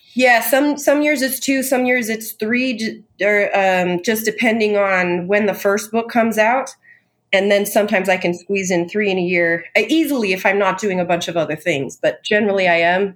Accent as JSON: {"language": "English", "town": "Tehachapi", "region": "California", "country": "United States", "tie": "born or raised there", "also_born_or_lived": "Covina, California / Utah", "said": "I was born in Covina, but I was raised in a little town most people have never heard of called Tehachapi. So that's Southern California"}